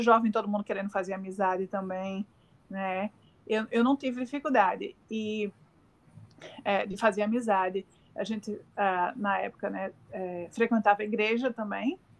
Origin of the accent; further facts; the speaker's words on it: Northeast Region, Brazil; accent: Northeastern; moved away as an adult; now in Australia; como nordestina, né, tenho um, um sotaque bem acentuado